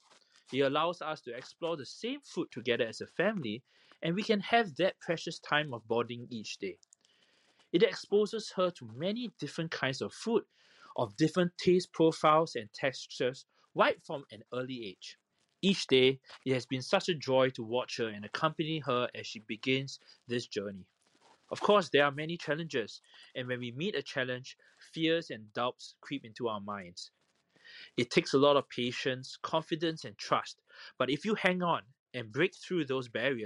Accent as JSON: {"language": "English", "country": "Singapore", "said": "I am from Singapore"}